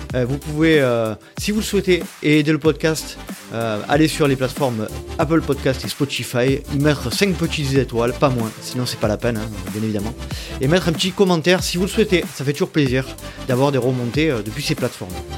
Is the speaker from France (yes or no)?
yes; France; on est français